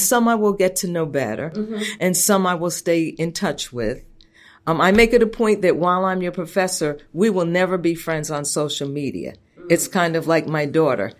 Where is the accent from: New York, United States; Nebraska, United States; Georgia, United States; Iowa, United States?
New York, United States; Long Island; I grew up out on Long Island